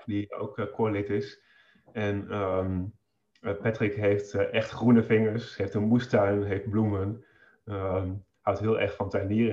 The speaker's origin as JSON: {"language": "Dutch", "town": "Holten", "region": "Overijssel", "country": "Netherlands", "tie": "born or raised there", "said": "ik eh, woon in uh, Holten, in het huis waar ik opgegroeid ben, een boerderij"}